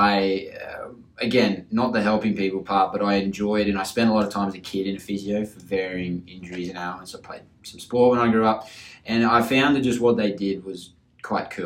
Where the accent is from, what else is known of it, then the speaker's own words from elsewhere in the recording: Townsville, Queensland, Australia; moved away as an adult; also born or lived in Airlie Beach / England; now in Melbourne, Australia; I grew up in Townsville. I went to school up there